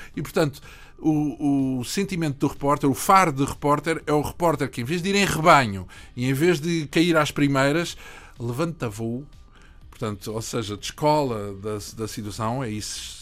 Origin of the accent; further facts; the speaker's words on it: Portugal; Nós somos português